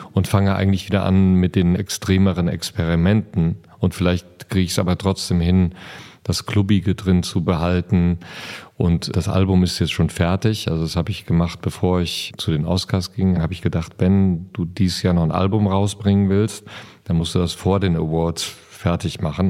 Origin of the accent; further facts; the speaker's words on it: Siegerland, North Rhine-Westphalia, Germany; Ich bin ja groß geworden im Siegerland und im Siegerland gibt es einen Ort, der heißt Dahlbruch